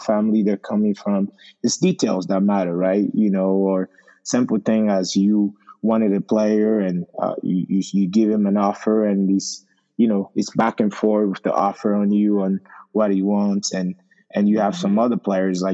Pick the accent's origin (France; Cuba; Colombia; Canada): France; Paris, Île-de-France; English is a second language; moved away as an adult; also born or lived in Togo; now in Maryland, United States; a kid that grew up in Paris, that only spoke French